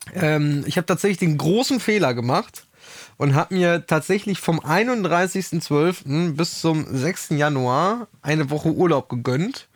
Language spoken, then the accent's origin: German; Germany; als Deutscher